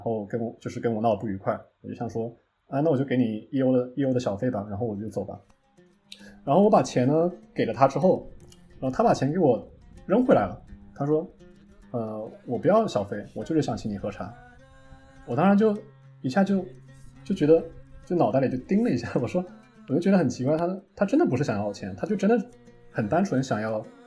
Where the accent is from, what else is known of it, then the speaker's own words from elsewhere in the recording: China; moved away; 他知道我中国人嘛